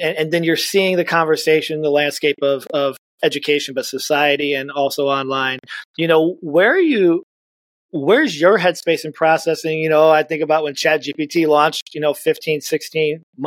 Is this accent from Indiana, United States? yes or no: yes; Indiana, United States; now in Iowa, United States; I grew up in Indiana. I live in Iowa